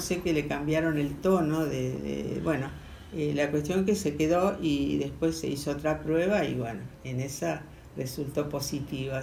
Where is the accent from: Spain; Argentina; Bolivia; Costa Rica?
Argentina; Rosario, Santa Fe; Yo bien rosarina